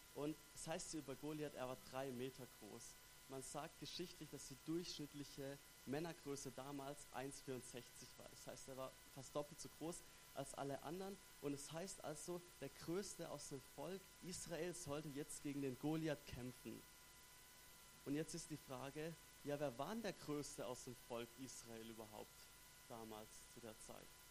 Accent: Stuttgart, Baden-Württemberg, Germany; accent: Swabian; moved away as an adult; now in Basel, Switzerland; ich komme ursprünglich aus Stuttgart, her im wunderschönen Baden-Württemberg

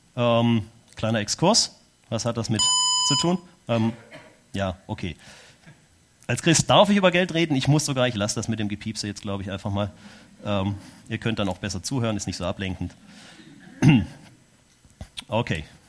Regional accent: Germany; moved away as an adult; now in Switzerland; Weil ich Deutscher bin

